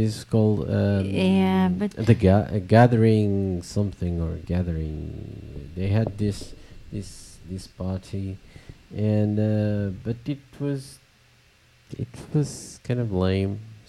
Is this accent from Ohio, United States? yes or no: no; Florida, United States; I was original from South Florida